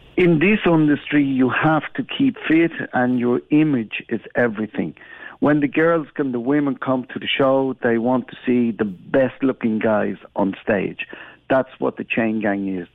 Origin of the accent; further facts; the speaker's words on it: Gran Canaria, Canary Islands, Spain; moved away; I come from Spain, from Gran Canaria, and I work now with the boys